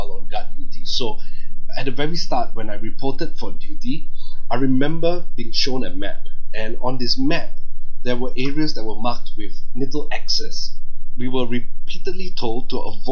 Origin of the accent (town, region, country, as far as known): Singapore